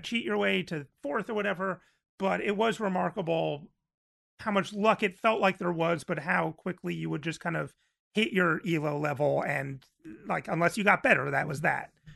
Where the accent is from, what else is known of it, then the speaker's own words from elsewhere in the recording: New Jersey, United States; I'm from New Jersey in the eighties